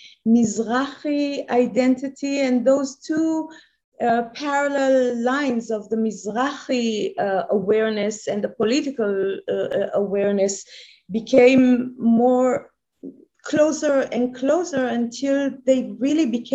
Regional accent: Tehran, Tehran Province, Iran; now in Israel; I was born and raised in Iran, in Tehran, a very conservative, middle-class, ordinary Jewish family

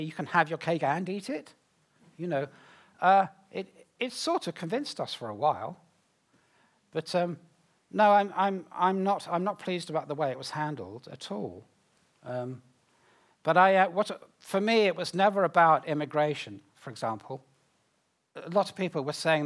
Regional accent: United Kingdom; me as a Brit

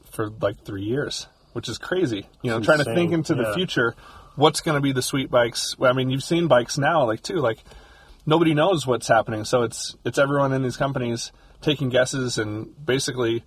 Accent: Louisville, Kentucky, United States; I grew up in Louisville, Kentucky

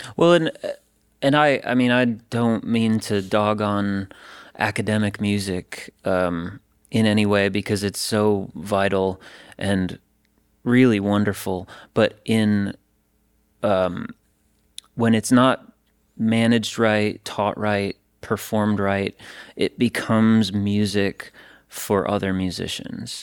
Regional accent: Stevens Point, Wisconsin, United States; moved away as an adult; now in Nashville, United States; I was at the University of Wisconsin Stevens Point, so I was in my hometown

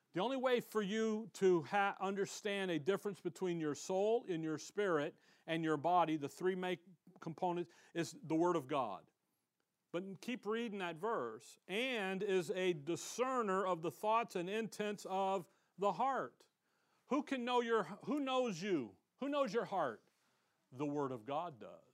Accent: Chicago, Illinois, United States; now in Tempe, United States; I'm from Chicago

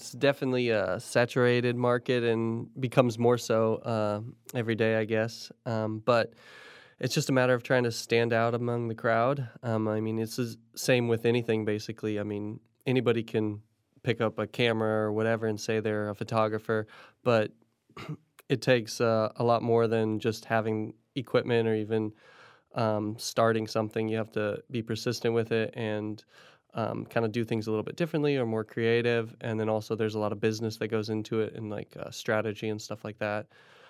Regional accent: Indonesia; also born or lived in Philippines / Indiana; I grew up in Indonesia and the Philippines, spent my childhood over there and then Indiana after

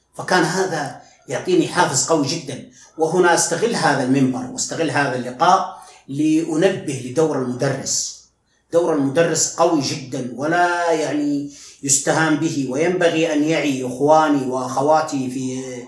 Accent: Al Hada, Makkah Province, Saudi Arabia; أنا من مواليد 1381 هجري وفي قرية وفي يعني وفي الهدى بالقرب من الطائف

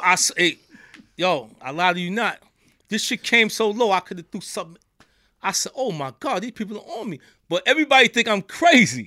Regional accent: New York, United States; accent: New York; they hear from my accent. I'm from New York

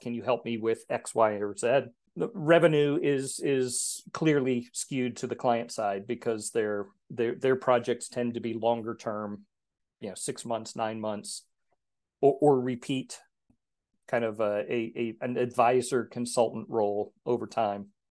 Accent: Texas, United States; moved away; also born or lived in Geneva, Switzerland; I grew up in Texas, which is known for its heat and humidity

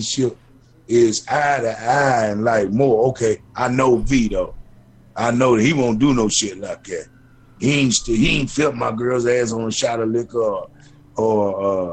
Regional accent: Bowling Green, Kentucky, United States; I come from Bowling Green

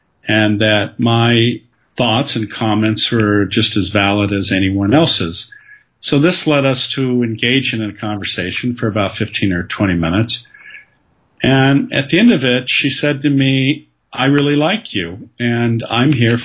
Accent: Southern California, United States; My background is that I grew up in Southern California

